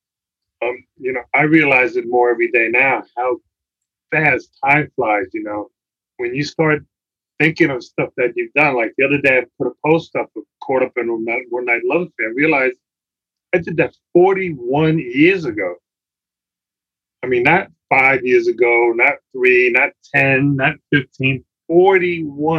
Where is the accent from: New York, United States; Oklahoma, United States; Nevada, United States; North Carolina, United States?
New York, United States; New York City; I grew up in the Bronx in the boogie down in the projects